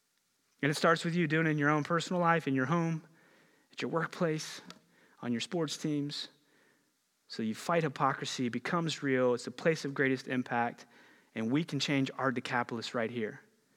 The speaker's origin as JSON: {"language": "English", "region": "Ohio", "country": "United States", "tie": "born or raised there", "said": "I grew up just outside of the Ohio Valley over in Ohio a little bit."}